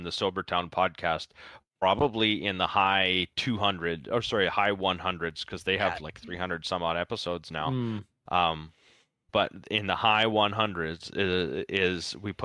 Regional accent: Ontario, Canada; I live 2 hours outside of Toronto.

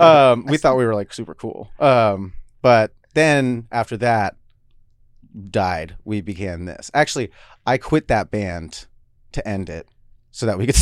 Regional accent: California, United States; now in Seattle, United States; We've been here for a while, but I'm from California originally.

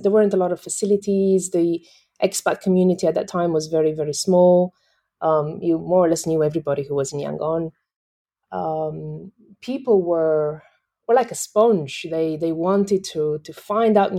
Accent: western Romania, Romania; moved away as an adult; also born or lived in Myanmar / Thailand / United Kingdom; now in Singapore; I'm originally from Romania, the west side of Romania

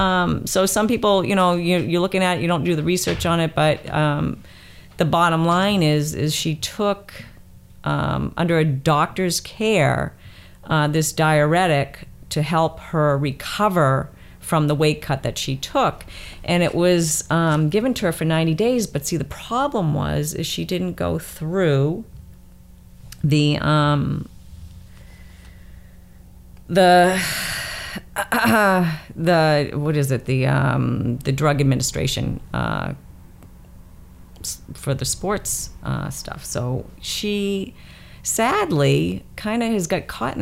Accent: Boston, Massachusetts, United States; I'm a Bostonian

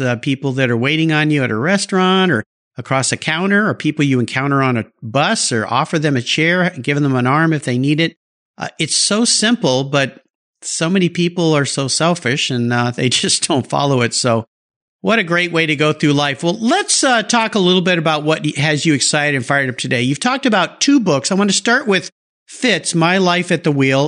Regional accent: San Diego, California, United States; also born or lived in Del Mar, California; I grew up in La Jolla and I was there. The La Jolla in the 70s, San Diego in the 70s

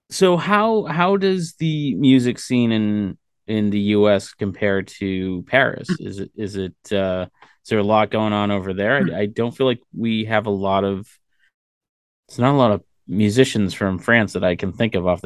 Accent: United States; because I'm an American and we're kind of egocentric.

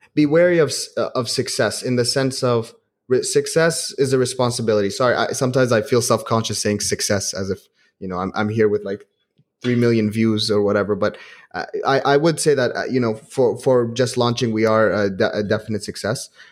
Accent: Kuwait; also born or lived in Manchester; I grew up in Kuwait.

